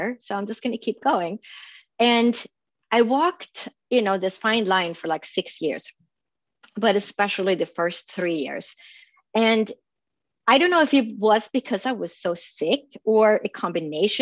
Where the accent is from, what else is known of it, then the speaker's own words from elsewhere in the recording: Sweden; now in Phoenix, United States; I grew up in Sweden and there's a lot of log cabins